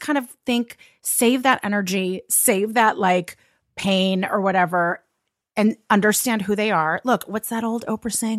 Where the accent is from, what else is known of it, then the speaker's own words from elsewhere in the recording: Los Angeles, California, United States; I'm from Los Angeles